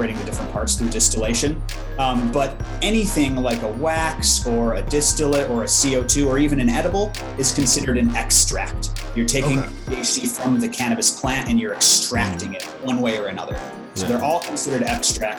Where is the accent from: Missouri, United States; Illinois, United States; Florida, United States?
Illinois, United States; my home state of Illinois